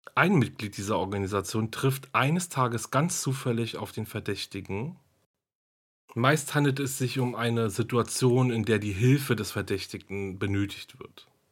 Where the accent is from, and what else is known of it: Germany